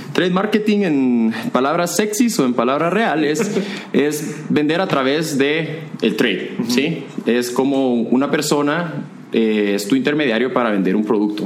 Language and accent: Spanish; Guatemala; moved away as an adult; also born or lived in Costa Rica; yo como guatemalteco